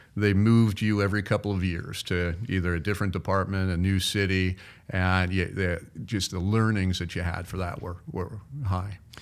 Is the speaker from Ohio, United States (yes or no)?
yes; Cincinnati, Ohio, United States; also born or lived in Florida; now in Iowa, United States; I grew up in Cincinnati